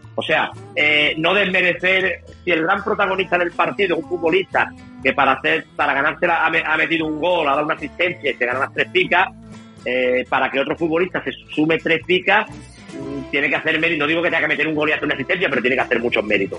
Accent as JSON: {"language": "Spanish", "town": "Málaga", "region": "Andalusia", "country": "Spain", "tie": "born or raised there", "said": "Yo soy de aquí de Málaga, soy malagueño"}